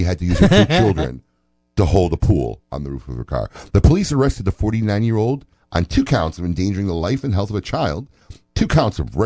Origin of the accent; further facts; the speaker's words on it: Illinois, United States; I'm from Illinois